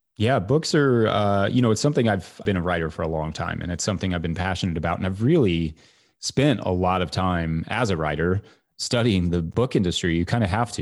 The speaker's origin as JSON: {"language": "English", "region": "Kentucky", "country": "United States", "tie": "born or raised there", "also_born_or_lived": "New York City", "moved": "yes", "said": "I moved from New York City back to my home state of Kentucky"}